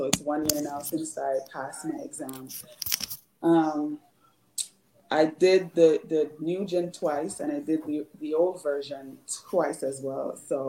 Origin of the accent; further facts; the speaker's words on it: Bridgeport, Connecticut, United States; I'm from Bridgeport, Connecticut.